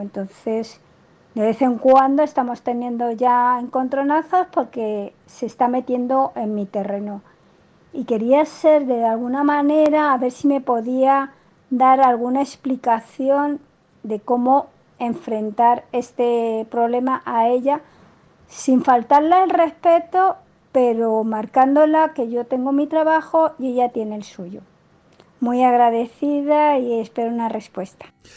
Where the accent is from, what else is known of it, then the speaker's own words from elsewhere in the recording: Spain; soy española y vivo en España